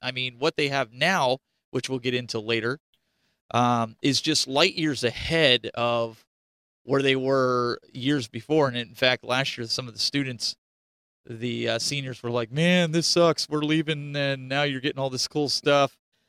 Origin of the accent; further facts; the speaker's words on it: Eastern Pennsylvania, United States; I grew up in Eastern Pennsylvania.